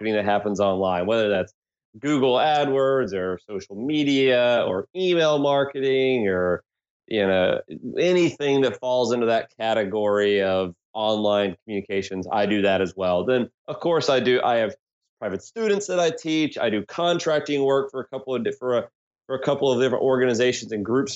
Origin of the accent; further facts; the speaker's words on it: South Carolina, United States; now in Philadelphia, United States; I'm originally from South Carolina here in the States.